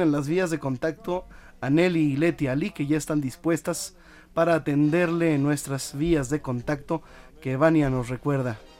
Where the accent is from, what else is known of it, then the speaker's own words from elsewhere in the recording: Mérida, Yucatán, Mexico; en Mérida, Yucatán, en mi tierra